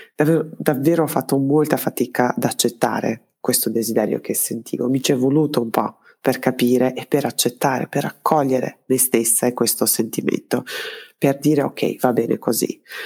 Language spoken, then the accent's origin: Italian; Belgrade, Serbia; born or raised there; moved away as an adult; also born or lived in Trento, Italy